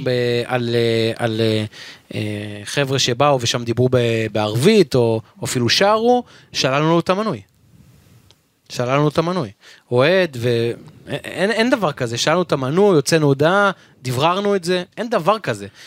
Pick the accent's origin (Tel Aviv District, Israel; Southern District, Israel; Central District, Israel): Tel Aviv District, Israel; Givatayim; גדלתי בשכונת בורחוב בגבעתיים